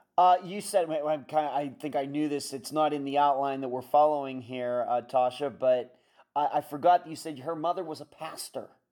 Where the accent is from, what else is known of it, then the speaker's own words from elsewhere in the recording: Pennsylvania, United States; moved away; also born or lived in Las Vegas, Nevada; living, growing up in Pennsylvania, uh, I, when I eventually lived a lot, moved to Las Vegas